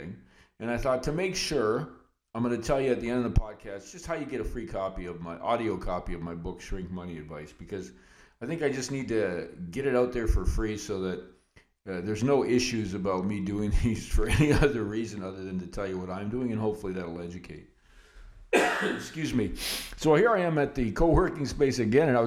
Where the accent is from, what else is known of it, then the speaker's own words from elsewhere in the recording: Canada; as a Canadian investor